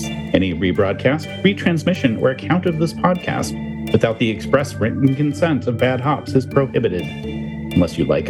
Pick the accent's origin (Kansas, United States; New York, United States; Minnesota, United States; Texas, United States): Kansas, United States; That was filmed in my backyard in Kansas.